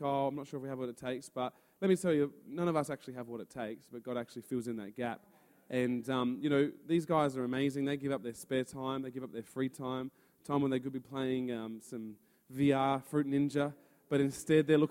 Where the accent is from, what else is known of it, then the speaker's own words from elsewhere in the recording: Adelaide, South Australia, Australia; I'm from Adelaide, and we run youth together at Influences Church